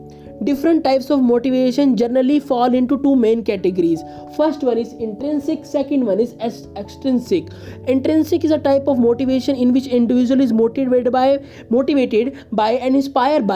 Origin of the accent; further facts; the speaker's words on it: India; I am from India.